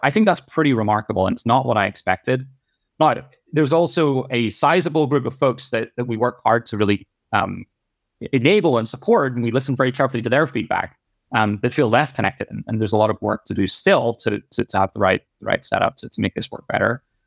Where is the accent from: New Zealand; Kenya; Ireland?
Ireland; moved away; I grew up in Ireland.